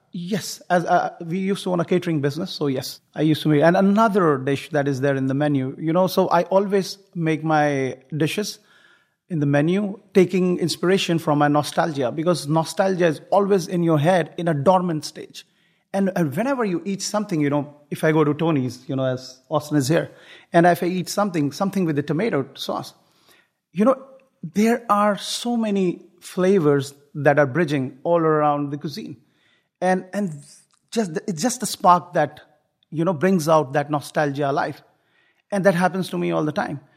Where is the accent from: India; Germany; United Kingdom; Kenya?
India; foothills of the Himalayas, northern India; moved away as an adult; now in Houston, United States; I come from India, the foothills of the Himalayas, the northern part of India